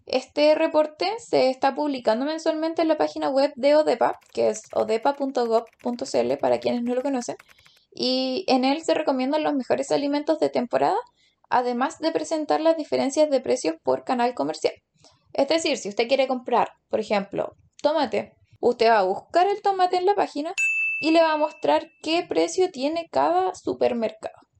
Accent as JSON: {"language": "Spanish", "country": "Chile", "said": "como chilenos comunes y corrientes podemos obtener"}